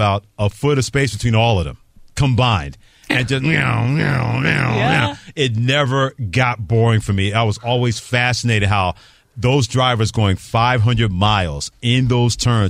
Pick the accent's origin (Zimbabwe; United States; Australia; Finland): United States; New York City, New York; my hometown